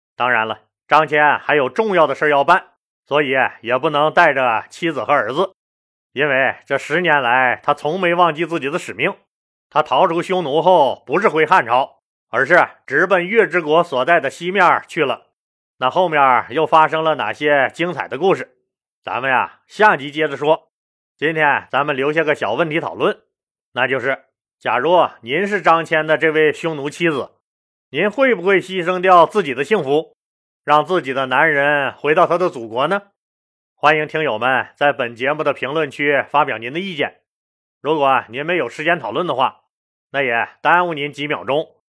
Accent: Northeast China, China; accent: Northeastern (Dongbei) Mandarin; 叫老登在我们东北话里，那多少有点骂人的意思

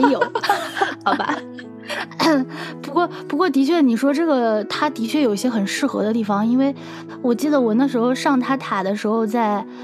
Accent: China; now in France; 我们中国人的名字经常是，就是后面会带，呃，它会有后鼻音

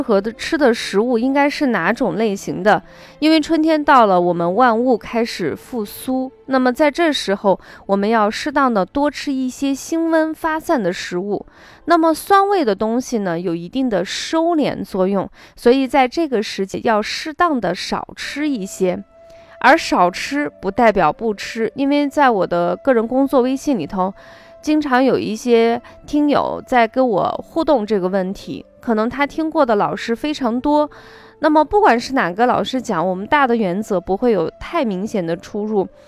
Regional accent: China; 我们中国人

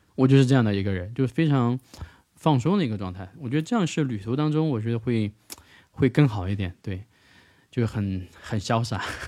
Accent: China; first language Mandarin; 我是从中国来的嘛

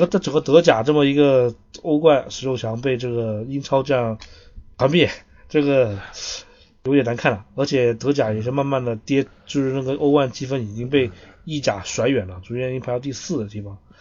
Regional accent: China; 作为一个中国人

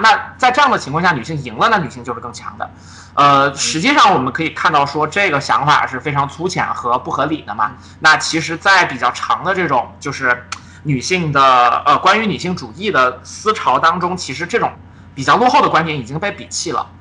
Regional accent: China; 我们作为中国人

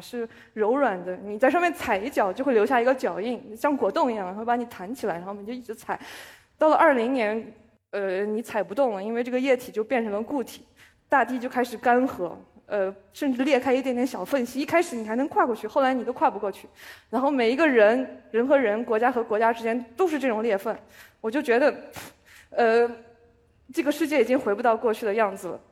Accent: China; also born or lived in Israel; now in Shanghai, China; 我是外国人，我还是中国人

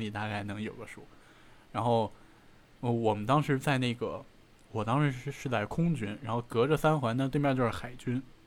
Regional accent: Beijing, China; 我是在那个部队大院儿长大的

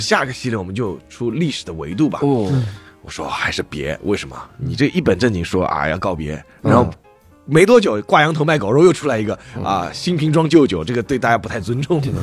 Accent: Shanghai, China; 我是上海人

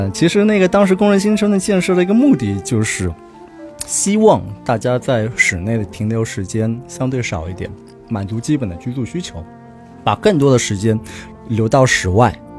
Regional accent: Shanghai, China; 作为一个从小在上海土生土长的上海人

